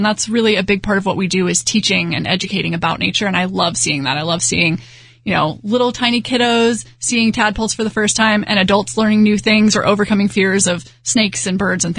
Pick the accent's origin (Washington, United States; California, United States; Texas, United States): Texas, United States; Houston; I grew up in Houston